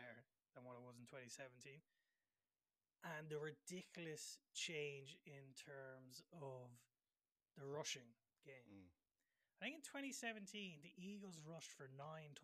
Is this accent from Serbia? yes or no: no; Ireland; as Irish fans